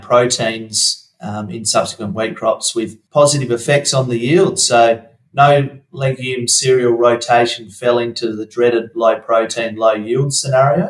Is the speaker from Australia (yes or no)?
yes; Wongan Hills, Western Australia, Australia; I was brought up in Wongan Hills